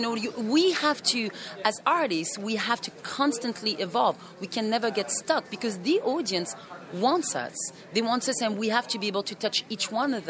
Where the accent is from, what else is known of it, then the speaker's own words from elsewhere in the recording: France; English is a second language; also born or lived in Cameroon; I am a mixed. I am from France, from my dad, and I'm a mixed. My mom is from Africa and the French West Indies. I was raised in Cameroon and in France at one time.